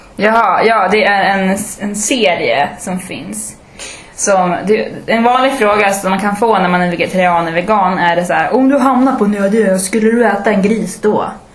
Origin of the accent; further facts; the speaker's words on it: Umeå, Västerbotten County, Sweden; also born or lived in Malmö; jag är också från Umeå. Jag är från Ersboda